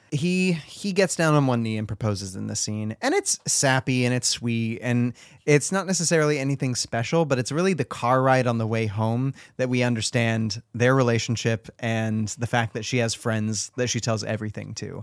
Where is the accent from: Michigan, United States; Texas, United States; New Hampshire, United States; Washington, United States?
Washington, United States; also born or lived in California; I moved to Washington as well from California